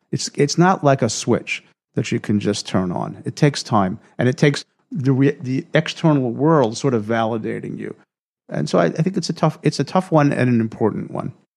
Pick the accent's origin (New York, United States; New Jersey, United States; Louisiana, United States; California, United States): New York, United States; I grew up in New York, surrounded by all these really successful people